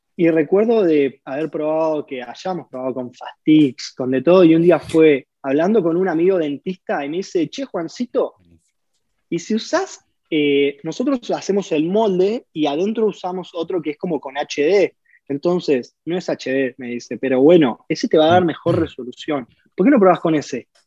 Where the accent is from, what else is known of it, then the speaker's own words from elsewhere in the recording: Villa La Angostura, Neuquén, Argentina; yo nací en Neuquén, pero me crié en Villa Langostura